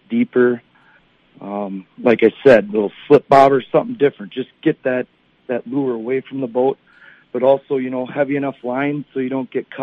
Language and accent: English; Forest Lake, Minnesota, United States; also born or lived in Bemidji; my hometown of Forest Lake high school fishing team